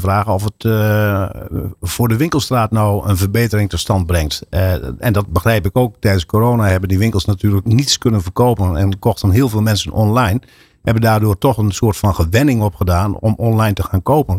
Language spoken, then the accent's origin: Dutch; Assen, Drenthe, Netherlands; we komen ook uit Assen wonen in Assen